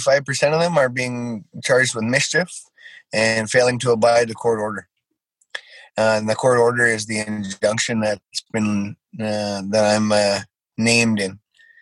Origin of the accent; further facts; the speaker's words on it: Six Nations of the Grand River, Ontario, Canada; I'm from Six Nations of Grand River. I'm a Mohawk Wolf.